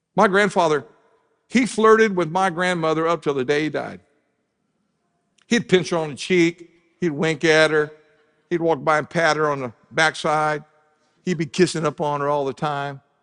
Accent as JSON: {"language": "English", "region": "Southern Ohio", "country": "United States", "tie": "born or raised there", "moved": "yes", "said": "I grew up in Southern Ohio"}